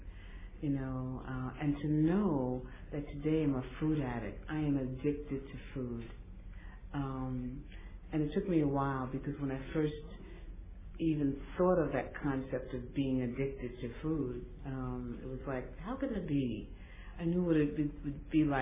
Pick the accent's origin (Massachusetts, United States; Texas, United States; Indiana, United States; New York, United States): New York, United States; I was born in New York to, I was one of three children